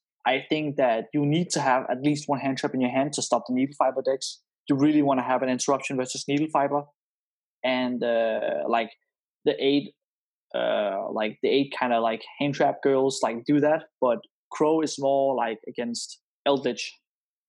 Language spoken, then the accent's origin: English; Denmark; I'm from Denmark